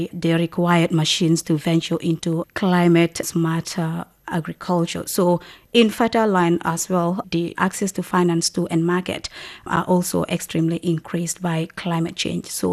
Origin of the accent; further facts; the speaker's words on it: Gambia; I came from the Gambia, which is a very small country, West African country